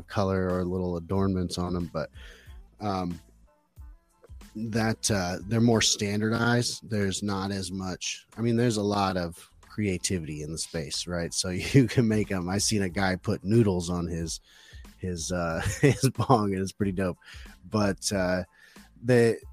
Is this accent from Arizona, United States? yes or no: yes; Phoenix, Arizona, United States; I'm from Phoenix, Arizona, or close to there.